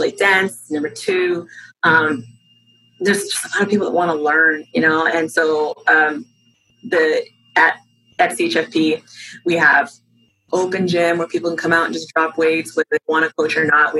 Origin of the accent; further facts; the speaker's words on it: Southern California, United States; moved away as an adult; also born or lived in Long Beach, California; now in Arlington, United States; I grew up in Southern California